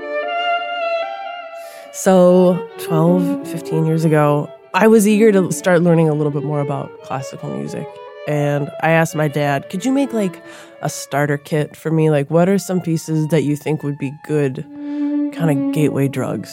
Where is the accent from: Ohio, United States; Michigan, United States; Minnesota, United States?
Minnesota, United States; Minneapolis; I grew up in South Minneapolis